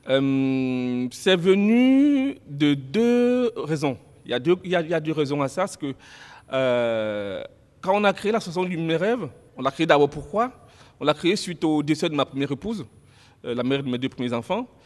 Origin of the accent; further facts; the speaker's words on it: Nantes, Pays de la Loire, France; à l'époque, moi je venais de Nantes